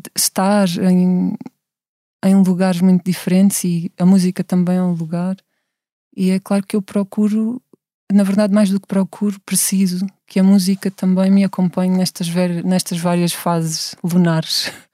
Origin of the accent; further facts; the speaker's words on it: Setúbal, Portugal; accent: Setúbal accent; tenho uma voz muito setubalense